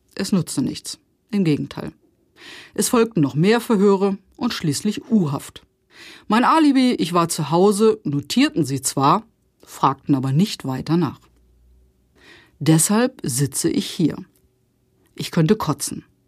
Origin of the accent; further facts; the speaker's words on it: Osterode am Harz, Lower Saxony, Germany; Ich komme aus dem Harz. VfR Osterode ist unsere Heimatmannschaft.